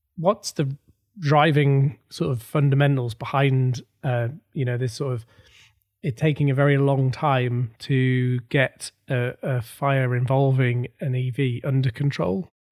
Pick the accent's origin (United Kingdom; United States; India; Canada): United Kingdom; North East England; I am from the Northeast as well